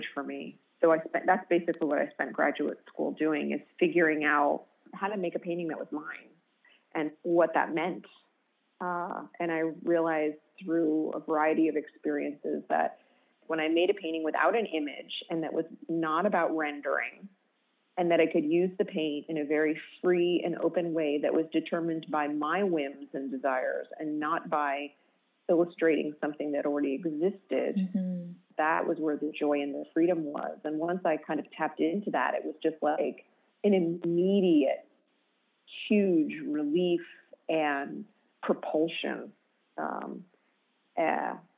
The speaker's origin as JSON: {"language": "English", "region": "Connecticut", "country": "United States", "tie": "born or raised there", "said": "I grew up in Connecticut"}